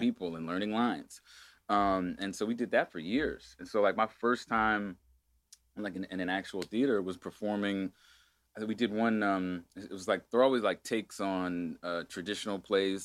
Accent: Agoura Hills, California, United States; I grew up in Agoura Hills in a spiritual community called an ashram

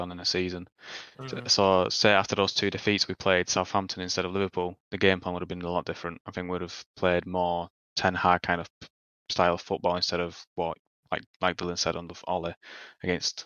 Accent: Poland; now in England; I'm from Poland originally

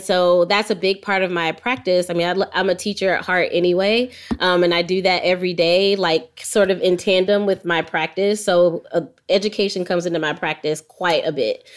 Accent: Jacksonville, Florida, United States; now in Atlanta, United States; I grew up in Jacksonville, Florida.

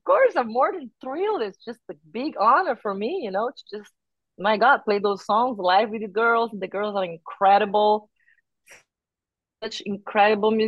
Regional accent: Brazil; moved away as an adult; now in United States; I'm from Brazil and I lived more than half of my life there

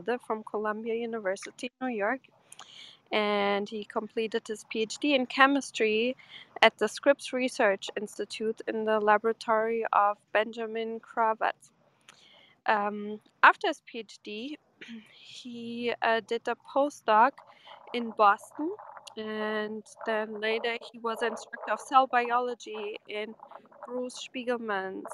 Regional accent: Porto, Portugal; that's my hometown. It's Porto

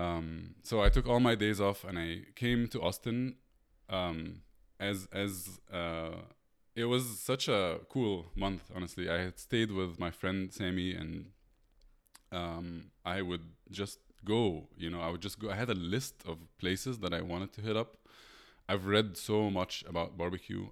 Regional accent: Egypt; moved away as an adult; I'm from Egypt.

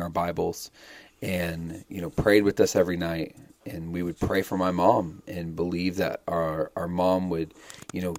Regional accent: Arizona, United States; also born or lived in Dallas, Texas; I was born in Dallas, Texas. We're both Texas boys. I'm more of an Arizona City boy, though. I grew up mostly in Arizona

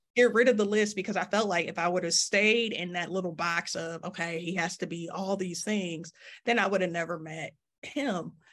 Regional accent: Detroit, Michigan, United States; growing up in Detroit

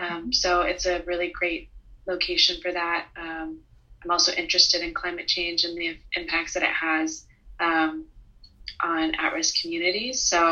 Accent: Missouri, United States; now in New Orleans, United States

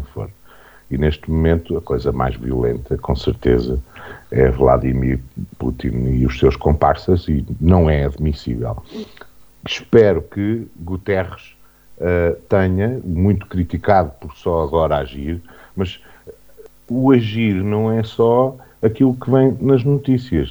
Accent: Vagos, Aveiro District, Portugal; Não é porque eu nasci uh, em Vagos

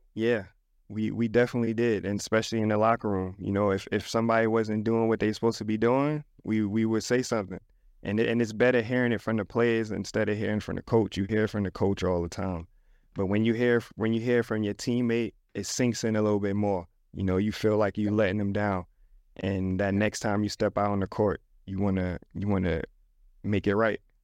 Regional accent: New York City, New York, United States; I'm an inner city kid. I come from the Bronx.

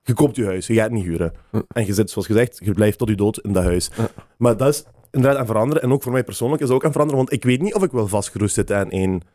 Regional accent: Limburg, Flanders, Belgium; Als ik, als ik zeg, ik ben van Limburg, kan ik even goed zeggen, ik ben van Genk

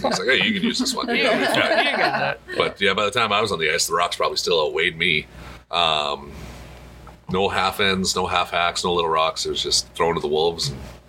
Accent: southern Saskatchewan, Canada; now in Minot, United States; I grew up in Canada as well, in southern Saskatchewan.

